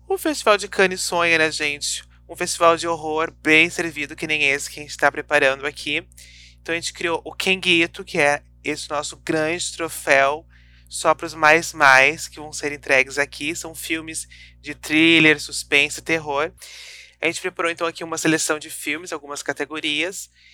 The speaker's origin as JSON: {"language": "Portuguese", "region": "Rio Grande do Sul", "country": "Brazil", "said": "nós que somos aqui do, do sul, do Rio Grande do Sul"}